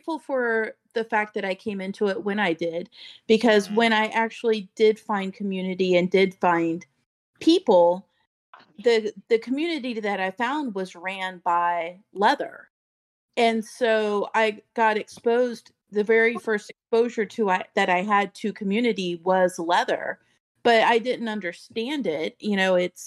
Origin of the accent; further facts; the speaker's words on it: Daytona Beach, Florida, United States; Born and raised in Daytona Beach